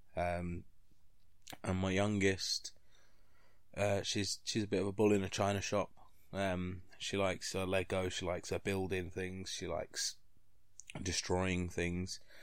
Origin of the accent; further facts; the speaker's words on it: London, United Kingdom; moved away as an adult; now in Grimsby, United Kingdom; I'm from London